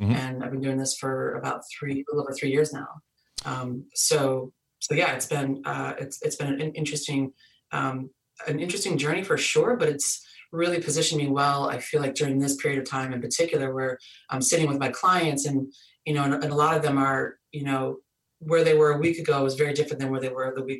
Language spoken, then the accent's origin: English; Michigan, United States; moved away as an adult; now in Boston, United States; I was born and raised in Michigan